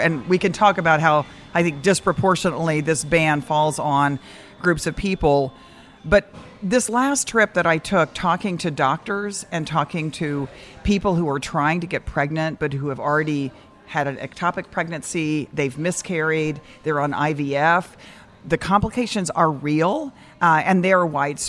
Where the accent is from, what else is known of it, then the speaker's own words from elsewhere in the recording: Dallas, Texas, United States; moved away; also born or lived in Austin, Texas; I grew up in Dallas